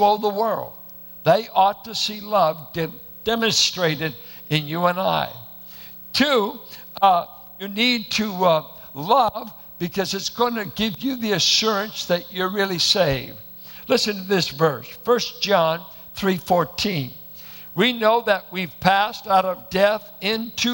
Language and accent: English; Richmond, California, United States; I went to a church that looked like it was planted in the hills of Oklahoma. Bunch of Arkies and Midwesterners in South Richmond.